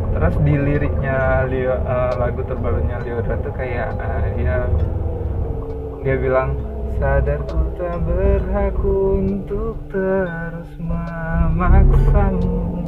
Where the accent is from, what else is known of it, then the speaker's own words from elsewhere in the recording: Sumatra, Indonesia; kalau bahasa kami orang Sumatera